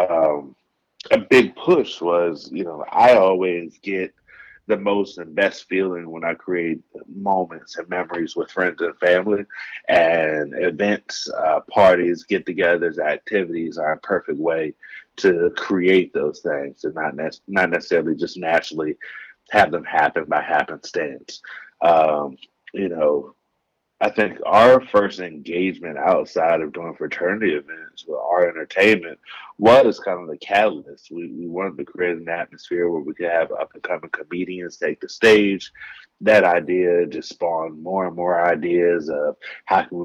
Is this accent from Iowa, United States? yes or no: no; Dover, Delaware, United States; moved away as an adult; also born or lived in Columbus, Ohio; now in Los Angeles, United States; Originally born and raised in Dover, Delaware